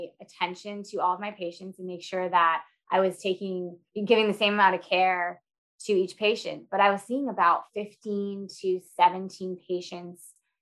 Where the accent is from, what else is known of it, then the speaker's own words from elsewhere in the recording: Boston, Massachusetts, United States; moved away as an adult; now in Dallas, United States; I'm originally from Boston, Massachusetts, where I went to PT school there